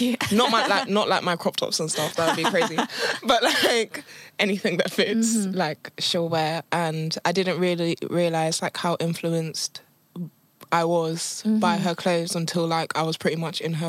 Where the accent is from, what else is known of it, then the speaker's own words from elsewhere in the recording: London, United Kingdom; I'm a Londoner through and through.